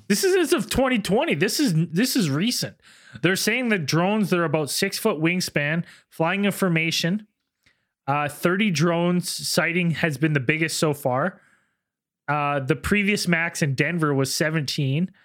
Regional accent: Canada; as a Canadian

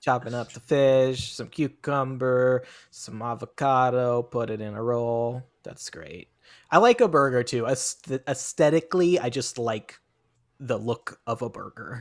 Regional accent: Federal Way, Washington, United States; my hometown of Federal Way, Washington

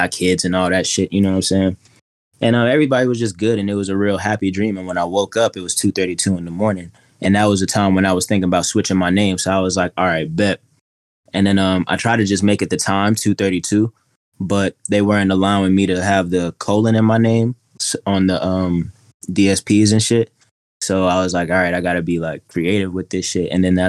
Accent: Atlanta, Georgia, United States; also born or lived in Queens / Mississippi; So, I'm from Queens originally, and I grew up a little bit of everywhere down south, but primarily Atlanta, and I graduated in Mississippi, moved back in 2014

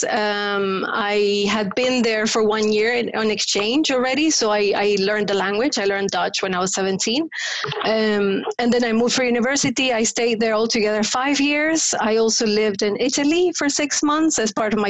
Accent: Paraguay; first language Spanish; English is a second language; moved away as an adult; So I grew up in Paraguay. I was born in Paraguay and I lived there until I was 20. I speak Spanish. That's my mother tongue.

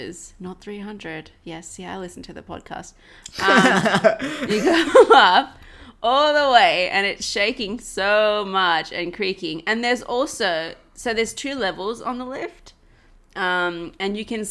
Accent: Australia; as an Australian

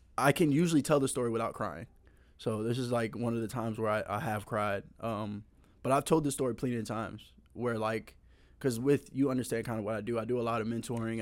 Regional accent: Tampa, Florida, United States; also born or lived in Charleston, South Carolina; I moved to Tampa when I was in first grade. Um, from there, I've been literally lived all over Tampa.

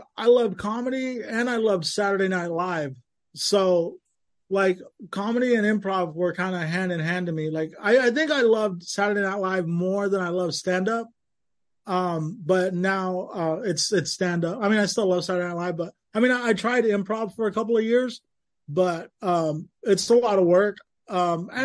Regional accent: Lamont, California, United States; moved away as an adult; now in Sacramento, United States; I grew up in a small town called Lamont. It's just outside of Bakersfield

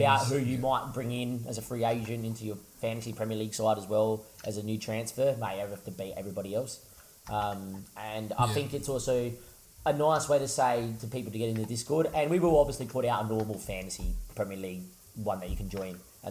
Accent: Australia; we're Australian

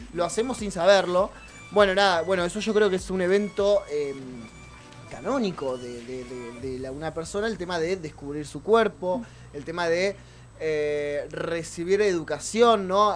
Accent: Argentina; algo que nos pasa mucho como argentinos

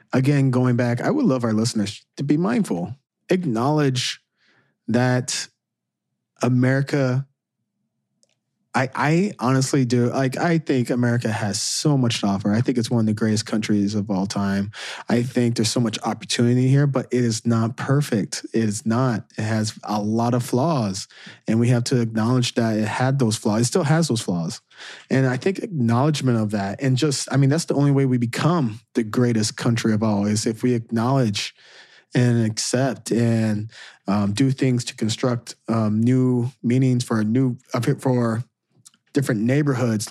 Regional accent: Southern Illinois, United States; moved away as an adult; also born or lived in Saint Louis; me growing up in Southern Illinois

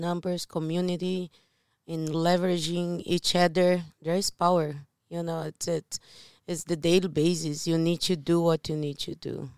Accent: Brazil; moved away; I'm from Brazil

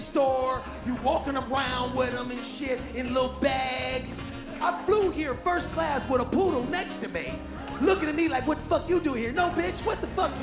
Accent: Cleveland, Ohio, United States; When I grew up here in Cleveland, Ohio

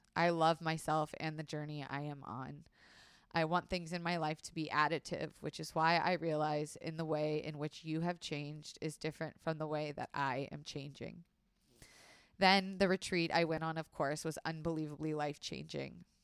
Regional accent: Florida, United States; I was raised in Florida

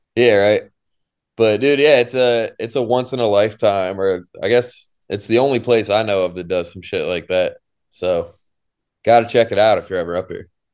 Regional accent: Syracuse, New York, United States; growing up in Syracuse

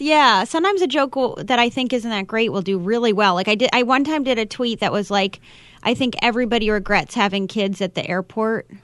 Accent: East Coast, United States; now in Los Angeles, United States; I'm from the East Coast. I live in L A.

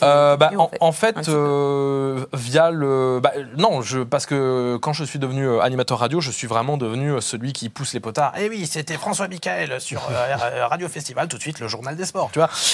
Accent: Réunion; moved away; je suis originaire de, de La Réunion

